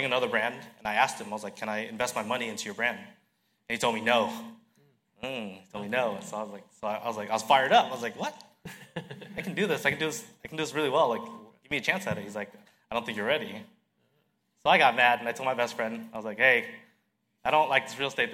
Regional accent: Westminster, California, United States; I was born and raised in Westminster, California

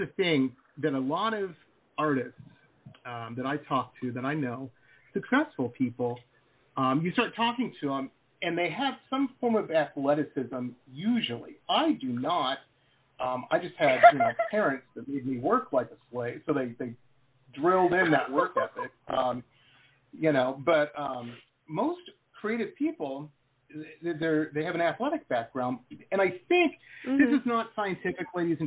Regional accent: Detroit, Michigan, United States; moved away as an adult; also born or lived in Boston; now in California, United States; I grew up in Metro Detroit

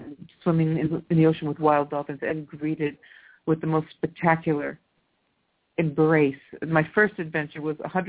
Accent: California, United States; now in Italy; I'm from California

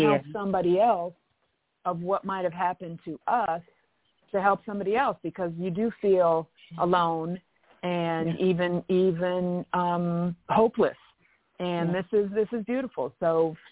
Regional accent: Toronto, Ontario, Canada; now in Atlanta, United States; I'm from Canada. I'm from Toronto.

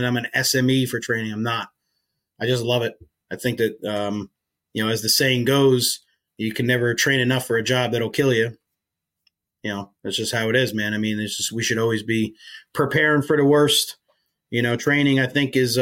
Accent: Woodbridge Township, New Jersey, United States; moved away as an adult; also born or lived in Rahway, New Jersey / Maine; I grew up in New Jersey. I grew up right outside Staten Island

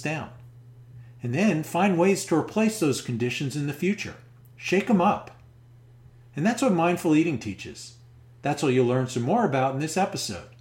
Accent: New York metropolitan area, United States; we are both from the New York metropolitan area

